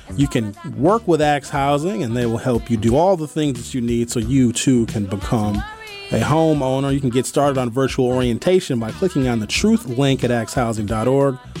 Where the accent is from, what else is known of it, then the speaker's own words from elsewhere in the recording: Milwaukee, Wisconsin, United States; I grew up in Northridge Mall